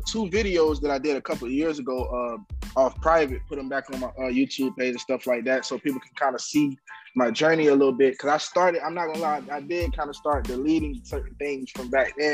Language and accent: English; Miami, Florida, United States; I'm from Miami.